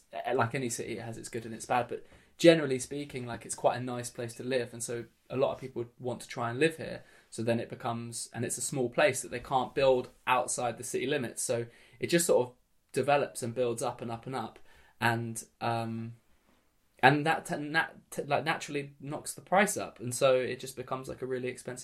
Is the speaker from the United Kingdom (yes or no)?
yes; Brighton, South East England, United Kingdom; also born or lived in London / elsewhere in the UK; they moved here when I was really young